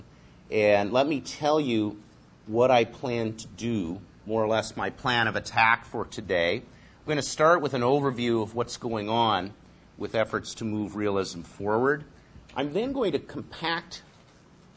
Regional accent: London, Ontario, Canada; growing up in London, Ontario, across the lake

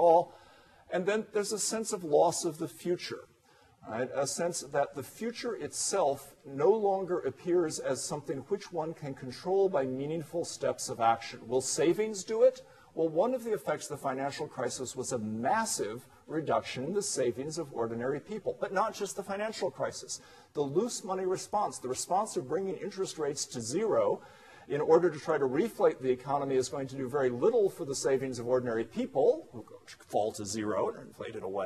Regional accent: United States; as an American

